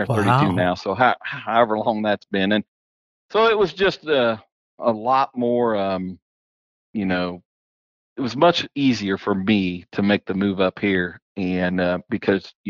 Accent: West Lafayette, Indiana, United States; I was born in West Lafayette, Indiana

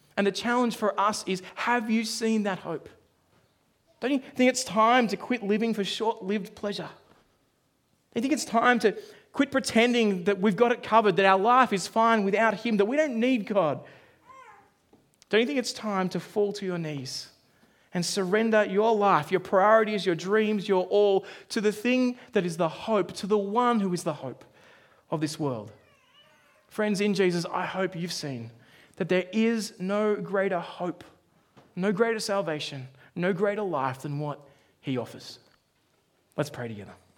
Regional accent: Australia; now in New Zealand; I grew up in Australia

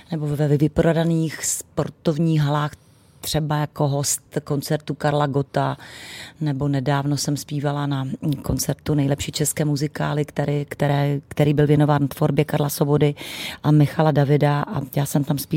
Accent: Přerov, Olomouc Region, Czechia; moved away; also born or lived in Zlín; Já jsem Moravanda, narozena Mor- ve Zlíně, ale celý, celé dětství a mládí jsem prožila v Přerově, kde mi žijí, do, zaplať pambu vsud ještě rodiče.

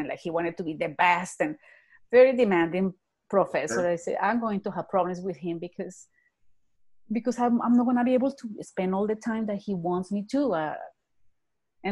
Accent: Bogota, Colombia; English is a second language; moved away as an adult; also born or lived in Texas / Ontario; now in Calgary, Canada; I live in Calgary. I was born in Bogota, Colombia.

